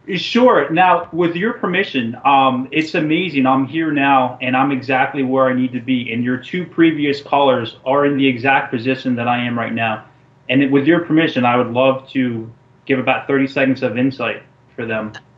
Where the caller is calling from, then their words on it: New Jersey, United States; I'm calling in from New Jersey